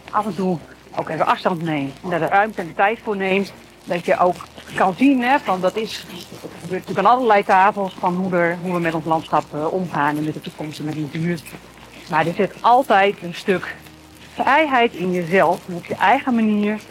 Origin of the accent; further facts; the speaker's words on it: Groningen, Netherlands; Maar Zeeland voelt als thuis. Als Groninger van de zeeklei.